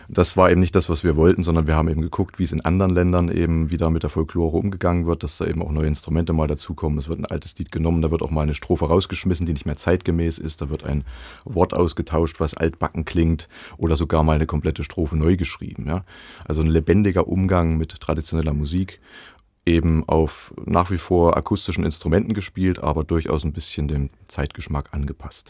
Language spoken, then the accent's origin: German; Zella-Mehlis, Thuringia, Germany; also born or lived in Suhl / Halle; ich bin ja in Zellamelis aufgewachsen